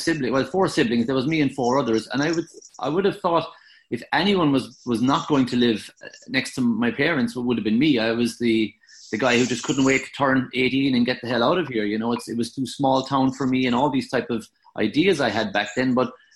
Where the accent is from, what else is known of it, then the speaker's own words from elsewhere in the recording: Ireland; we're just Irish